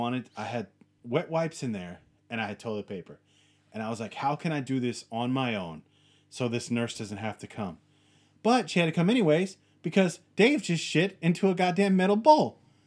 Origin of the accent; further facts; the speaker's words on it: United States; I'm a guy who, we're American. We like our distance. We like our space, and we like handling shit ourselves, right?